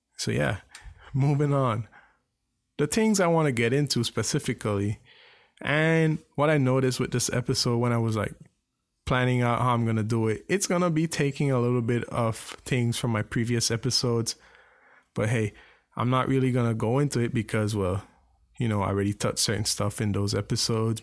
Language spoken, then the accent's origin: English; Belize; moved away; growing up in Belize